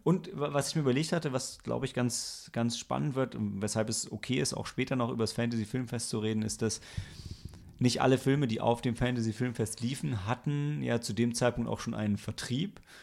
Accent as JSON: {"language": "German", "town": "Lilienthal", "region": "Lower Saxony", "country": "Germany", "said": "ich bin aus Lilienthal bei Bremen"}